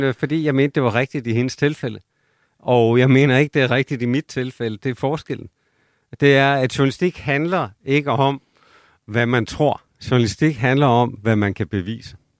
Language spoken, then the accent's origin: Danish; South Jutland, Southern Denmark, Denmark; min opvækst i Sønderjylland